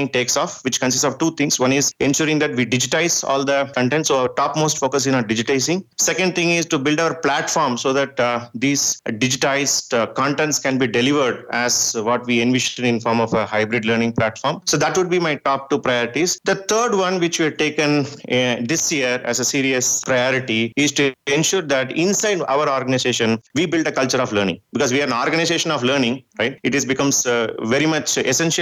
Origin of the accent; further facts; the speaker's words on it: India; first language Tamil; English is a second language; I grew up in my farming years in my native place. My mother tongue is Tamil